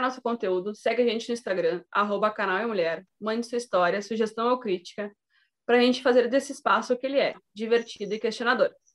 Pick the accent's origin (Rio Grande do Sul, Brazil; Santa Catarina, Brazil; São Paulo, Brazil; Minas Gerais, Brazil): Rio Grande do Sul, Brazil; sou do Rio Grande do Sul